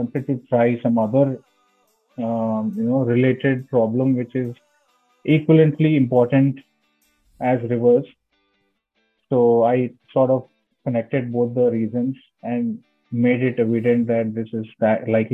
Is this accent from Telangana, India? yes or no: yes; Hyderabad, Telangana, India; I'm basically from Hyderabad, India